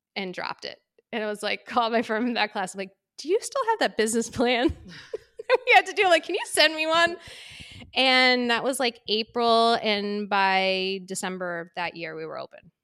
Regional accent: Waltham, Massachusetts, United States; also born or lived in San Diego / Medford; the end of the road that I grew up in in Waltham

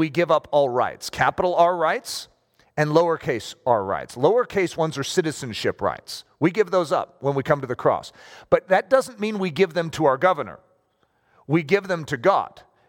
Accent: United States; I am a Christian first, more than I am an American.

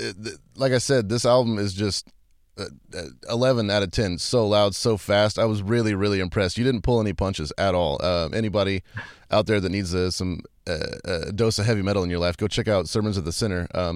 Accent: San Antonio, Texas, United States; I'm from Texas, and I know you guys, it seems like I've heard a lot of your live recordings from San Antonio, which is actually where I was born.

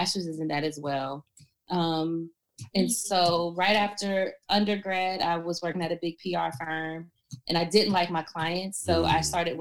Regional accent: Prince George's County, Maryland, United States; I am a Prince George's County, born and raised

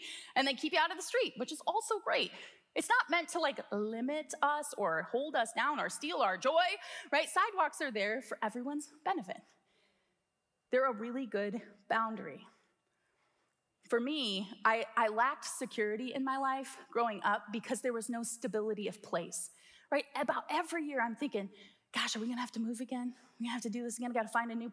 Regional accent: Midwest, United States; we would consider ourselves Midwesterners, right? We're from the Midwest.

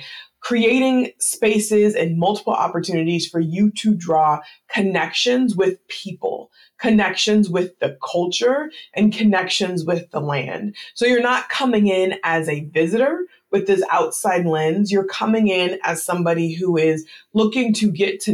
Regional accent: United States; it's obvious that I'm an American, I wasn't Haitian, it's obvious that I'm American, I'm not Ghanaian

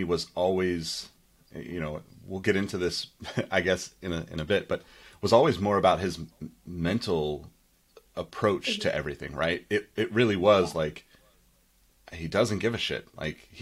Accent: California, United States; I'm obviously from California

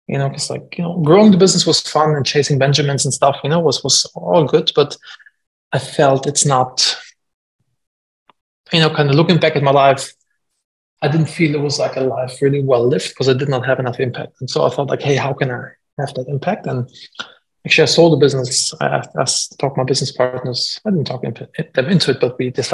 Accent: Germany; moved away; I'm from Germany originally

